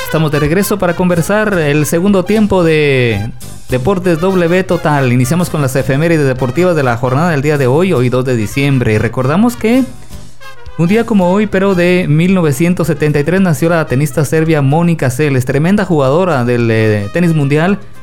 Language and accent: Spanish; Guatemala; como guatemalteco